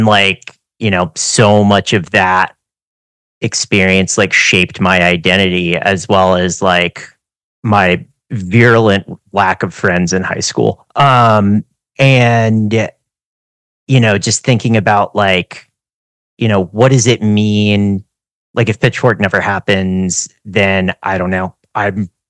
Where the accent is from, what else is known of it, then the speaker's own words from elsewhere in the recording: Western North Carolina, United States; I was growing up in Western North Carolina